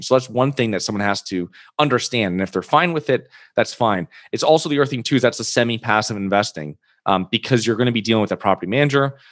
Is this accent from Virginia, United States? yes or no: no; Connecticut, United States; moved away; I'm originally from Connecticut